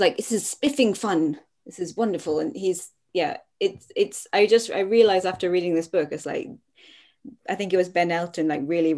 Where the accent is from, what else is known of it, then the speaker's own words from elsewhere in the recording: Scotland, United Kingdom; As a Scottish person